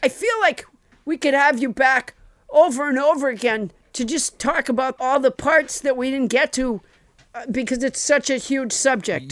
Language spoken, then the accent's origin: English; Massachusetts, United States; I was raised in Massachusetts